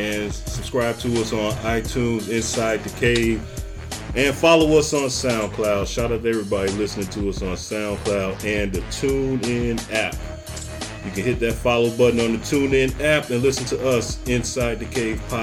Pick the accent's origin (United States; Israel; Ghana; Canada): United States; Chicago, Illinois; growing up in the Chicagoland area